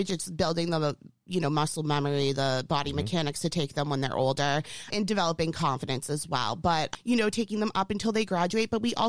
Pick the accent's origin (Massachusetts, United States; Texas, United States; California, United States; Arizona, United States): Massachusetts, United States; Stoughton; born or raised there